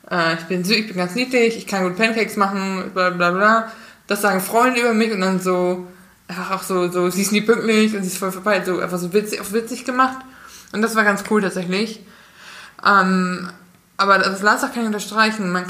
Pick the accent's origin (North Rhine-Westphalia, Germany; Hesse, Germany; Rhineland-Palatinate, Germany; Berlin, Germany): North Rhine-Westphalia, Germany; wenn ich mit einer Veganerin nach Hause komme, ich komme aus Westfalen